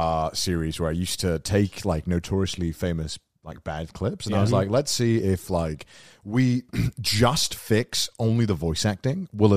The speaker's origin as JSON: {"language": "English", "country": "United Kingdom", "said": "I'm British"}